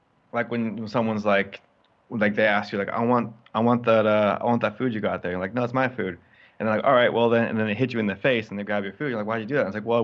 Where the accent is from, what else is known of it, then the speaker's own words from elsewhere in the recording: Northern California, United States; growing up in Northern California